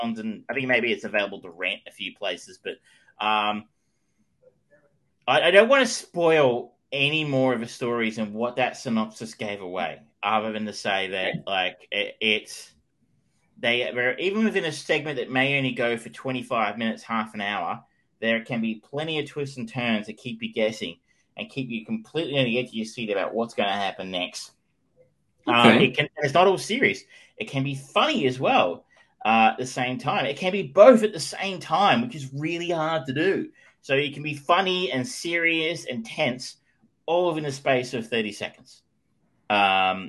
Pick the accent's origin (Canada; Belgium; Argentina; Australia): Australia; I was an Australian